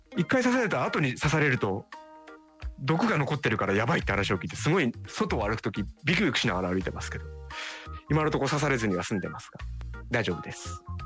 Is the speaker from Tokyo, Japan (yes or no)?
yes; Tokyo, Japan; 僕はね東京出身で